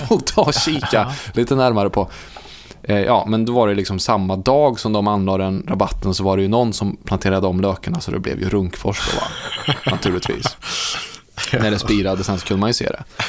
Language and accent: Swedish; Munkfors, Värmland, Sweden; bygden som jag växte upp i, alltså Munkfors